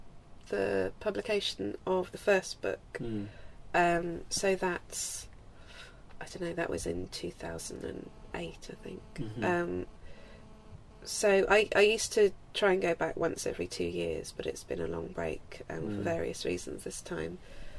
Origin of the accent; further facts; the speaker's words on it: Isle of Wight, South East England, United Kingdom; childhood memories of growing up in the Isle of Wight